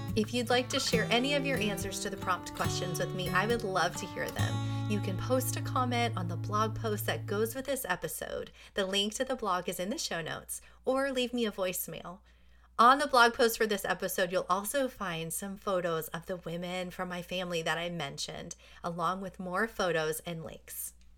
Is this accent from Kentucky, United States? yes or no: no; New Jersey, United States; moved away; I grew up in New Jersey where it was really cold